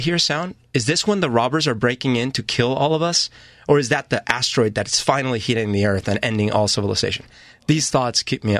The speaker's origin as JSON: {"language": "English", "town": "Bogota", "region": "Bogotá Capital District", "country": "Colombia", "tie": "born or raised there", "said": "I didn't grow up in an alcoholic house, but I grew up in Colombia and Bogota and in a very kind of volatile country."}